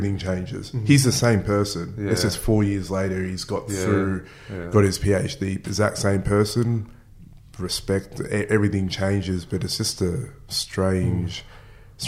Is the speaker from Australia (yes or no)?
yes; Mackay, Queensland, Australia; I grew up in North Queensland